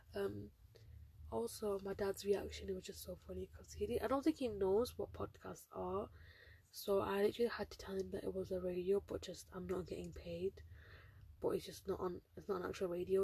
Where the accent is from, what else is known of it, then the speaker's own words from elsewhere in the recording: United Kingdom; I'm a British Bengali Muslim girl